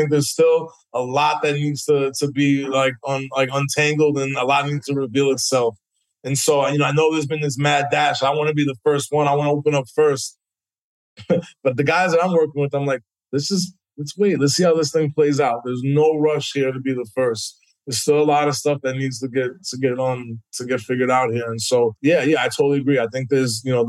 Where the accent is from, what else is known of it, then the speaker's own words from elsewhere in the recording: New York City, New York, United States; growing up in New York City